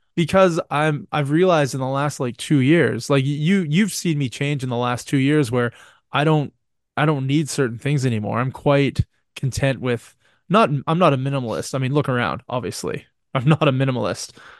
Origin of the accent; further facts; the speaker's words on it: Canada; I am Canadian